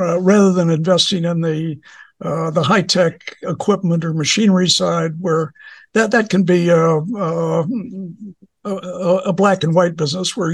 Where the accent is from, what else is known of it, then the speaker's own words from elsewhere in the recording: Toledo, Ohio, United States; moved away; I grew up in Toledo, Ohio